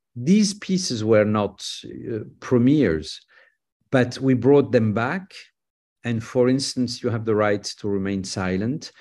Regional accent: France; I'm a French conductor

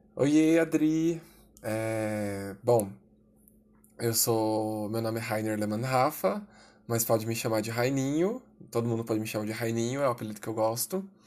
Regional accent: São Paulo, Brazil; Sou de São Paulo capital

